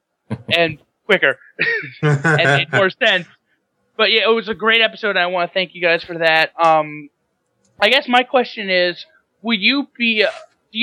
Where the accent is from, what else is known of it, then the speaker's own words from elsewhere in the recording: Tampa, Florida, United States; I'm from the Tampa Bay area of Florida